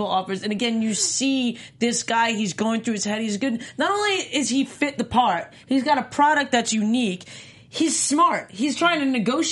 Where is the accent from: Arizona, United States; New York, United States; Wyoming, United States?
New York, United States; moved away as an adult; also born or lived in North Carolina; I grew up in New York eating lots of good pizza my entire life